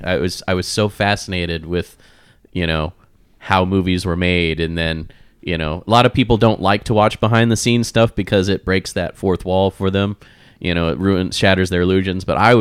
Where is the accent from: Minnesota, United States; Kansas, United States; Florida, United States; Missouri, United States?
Kansas, United States; Wichita; now in Las Vegas, United States; growing up in Wichita.